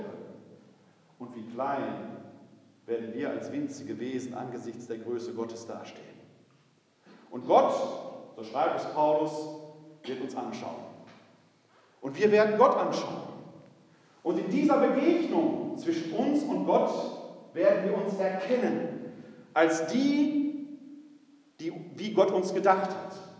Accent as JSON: {"language": "German", "town": "Essen", "region": "North Rhine-Westphalia", "country": "Germany", "tie": "born or raised there", "said": "Ich bin gebürtig aus der Stadt Essen, Essen-Altendorf. Meine Familie war eine ganz alteingesessene Essener Familie"}